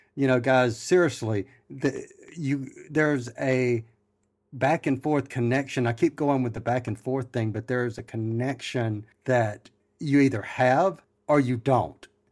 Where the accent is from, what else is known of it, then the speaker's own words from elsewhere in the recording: Mississippi, United States; accent: southern drawl; I'm from Mississippi